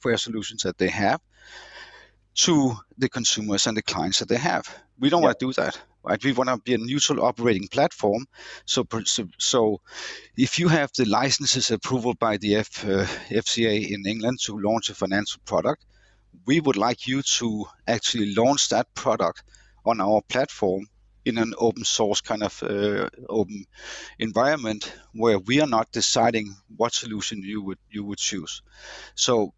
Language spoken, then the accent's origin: English; Denmark; our Danish DNA